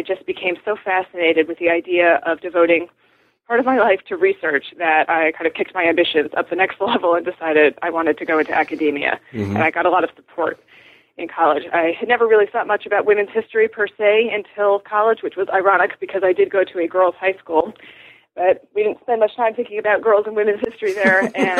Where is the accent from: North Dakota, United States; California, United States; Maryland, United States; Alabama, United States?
Maryland, United States; Baltimore; also born or lived in Dallas, Texas / Miami, Florida; Mostly, I went to elementary school in Dallas and high school in Baltimore. Mm-hmm. So that's, I guess, where I'm from.